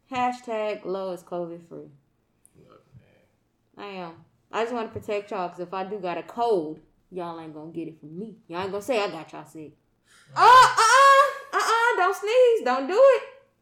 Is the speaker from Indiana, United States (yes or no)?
yes; Indiana, United States; Y'all know I'm from Indiana.